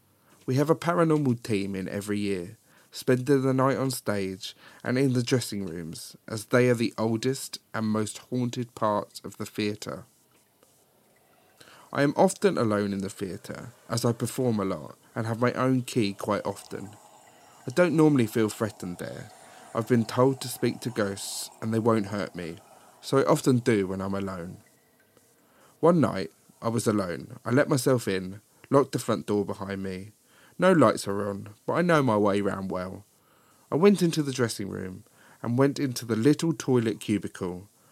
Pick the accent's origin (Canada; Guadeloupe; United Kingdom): United Kingdom; East of England; Way back in 2007, me and my fellow at the time travelled from Leeds, where I was at uni, to York for the day. We had both never been, as he was Welsh and I was from Hertfordshire.